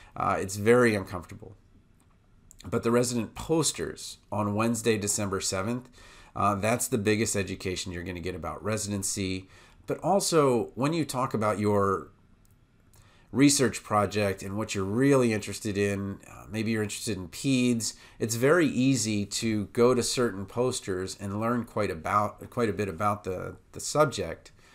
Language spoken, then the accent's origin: English; Washington, District of Columbia, United States; moved away as an adult; also born or lived in Baltimore; now in Iowa, United States; I'm from Washington, D C, and then I moved to Baltimore